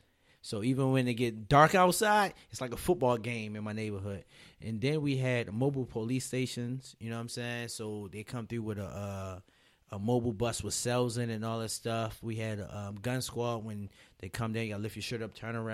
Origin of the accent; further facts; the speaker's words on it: Baltimore, Maryland, United States; moved away; also born or lived in Atlanta; I'm from Baltimore, Maryland, originally from Baltimore, Maryland. I grew up there